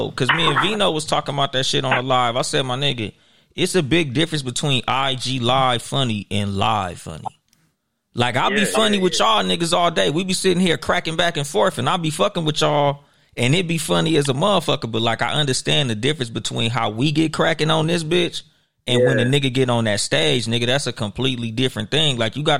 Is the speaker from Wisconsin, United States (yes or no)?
no; Compton, California, United States; Nah, nigga, I'm from Compton, my nigga.